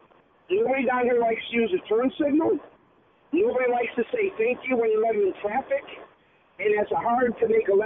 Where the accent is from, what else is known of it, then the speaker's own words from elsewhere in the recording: Chicago, Illinois, United States; now in Saint Cloud, United States; I'm from Chicago.